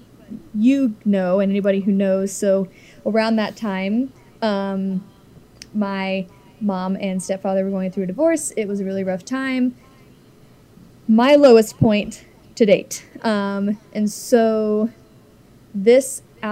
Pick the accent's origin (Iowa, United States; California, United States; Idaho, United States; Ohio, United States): Ohio, United States; Cincinnati; I'm kind of from Cincinnati. I'm basically from Cincinnati